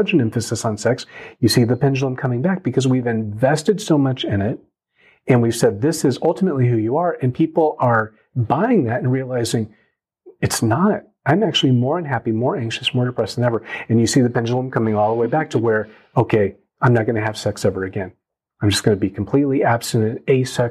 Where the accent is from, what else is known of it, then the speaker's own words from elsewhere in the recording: United States; I'm Korean American, I'm a pastor, I'm a dad, I'm a brother.